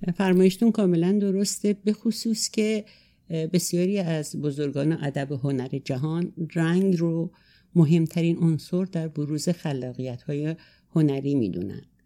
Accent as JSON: {"language": "Persian", "area": "a remote village in Azerbaijan", "region": "Azerbaijan region", "country": "Iran", "tie": "born or raised there", "also_born_or_lived": "Tehran", "moved": "yes", "said": "من سال 34 در روستایی دور توی آذربایجان در خانواده دارایی به دنیا آمدم"}